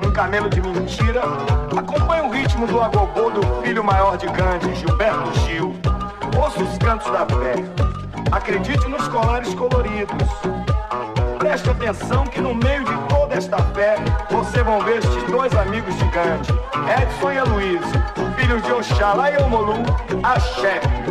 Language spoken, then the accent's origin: Portuguese; Salvador, Bahia, Brazil